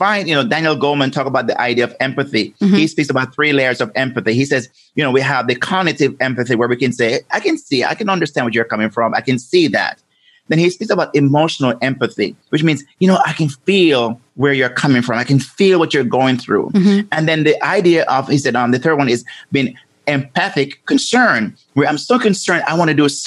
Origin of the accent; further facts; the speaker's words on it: Jamaica; I'm from Jamaica, as and growing up there